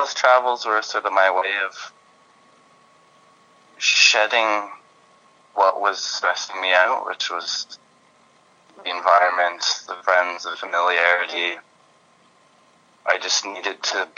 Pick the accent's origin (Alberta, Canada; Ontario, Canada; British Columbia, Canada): Ontario, Canada; Belleville; moved away; also born or lived in England; I grew up in Belleville, Ontario